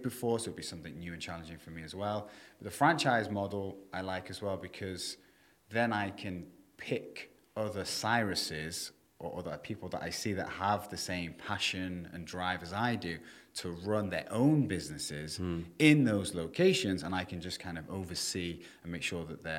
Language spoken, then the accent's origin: English; Prestatyn, Wales, United Kingdom; also born or lived in Thailand; now in Dubai, United Arab Emirates; my hometown in North Wales, you know, 40,000 people or whatever.